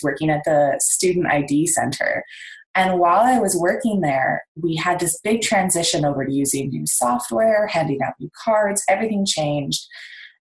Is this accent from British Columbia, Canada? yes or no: yes; Victoria, British Columbia, Canada; I am from Victoria, BC in Canada